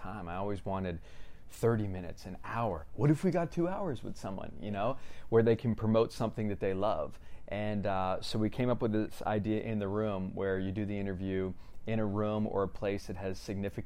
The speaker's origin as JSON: {"language": "English", "town": "Lighthouse Point", "region": "Florida", "country": "United States", "tie": "born or raised there", "moved": "yes", "lives_now": "California, United States", "said": "I'm from South Florida. Grew up there, born and raised in a town called Lighthouse Point."}